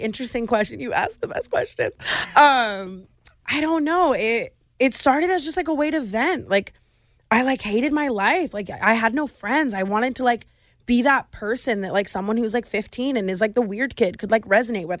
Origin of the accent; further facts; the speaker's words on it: Las Vegas, Nevada, United States; I grew up in Vegas